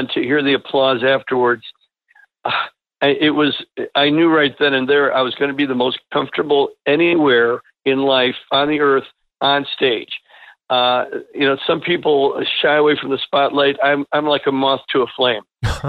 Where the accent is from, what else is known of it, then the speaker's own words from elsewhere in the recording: Berwyn, Illinois, United States; The whole band of the …, we're all from Berwyn.